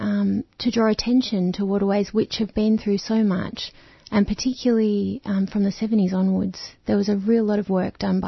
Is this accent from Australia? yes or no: yes; Melbourne, Victoria, Australia; I was born in Naarm, Melbourne, in the 70s, and I was born next to the Birrung, and then I lived near the Birrung and the Maribyrnong through my kind of childhood